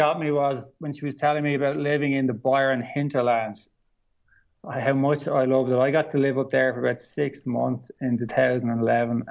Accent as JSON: {"language": "English", "town": "Dublin", "region": "Leinster", "country": "Ireland", "tie": "born or raised there", "moved": "as an adult", "lives_now": "Australia", "said": "I'm from Dublin City, so I'm a city boy. So we kind of grew up pretty close to maybe 10 minutes outside Dublin City Centre"}